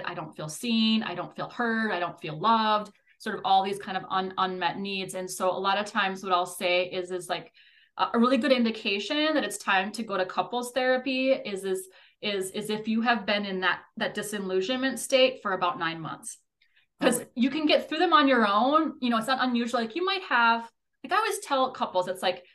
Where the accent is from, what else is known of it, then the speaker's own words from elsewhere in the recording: Minnesota, United States; I'm a Minnesotan